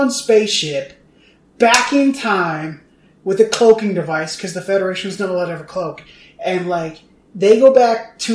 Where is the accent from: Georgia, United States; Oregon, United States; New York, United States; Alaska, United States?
Oregon, United States; I'm from Oregon